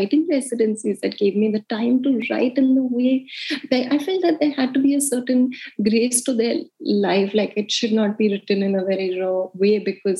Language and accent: English; India; moved away as an adult; also born or lived in United States / Mumbai; I grew up in India and I always wanted to be a journalist